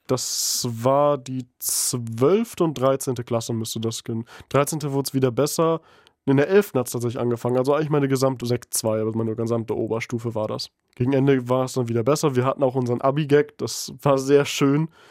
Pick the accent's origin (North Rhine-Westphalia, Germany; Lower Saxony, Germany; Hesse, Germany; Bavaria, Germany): Lower Saxony, Germany; East Frisia; moved away as an adult; also born or lived in Aurich; now in Bremen, Germany; ich komme aus Ostfriesland